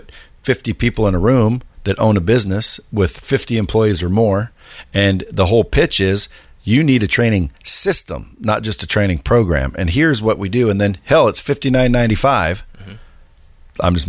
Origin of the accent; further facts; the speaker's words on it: Eugene, Oregon, United States; I was born and raised in Northwest, Eugene, Oregon.